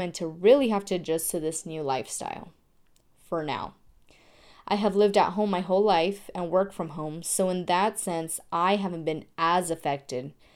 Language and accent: English; Tucson, Arizona, United States; I'm from Tucson, Arizona